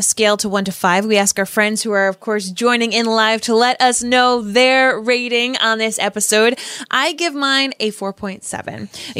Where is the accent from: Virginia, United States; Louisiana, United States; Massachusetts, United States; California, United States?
Massachusetts, United States; Boston; Peacock. I'm from Boston.